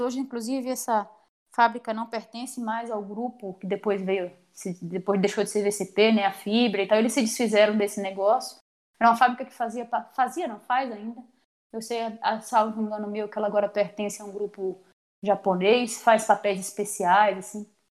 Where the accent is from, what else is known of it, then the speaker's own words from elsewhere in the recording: Salvador, Bahia, Brazil; moved away as an adult; also born or lived in Campinas / São Carlos; now in Maringá, Brazil; eu sou natural de Salvador, na Bahia. Né? Morei em Salvador até meus 18 anos